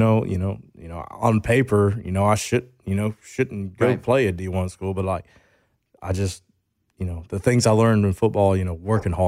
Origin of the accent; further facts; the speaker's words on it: Grayson, Georgia, United States; I went to Grayson High School. So, you know, like you're talking about, I grew up like in the Grayson area, which is like, and then Loganville was like the bigger town.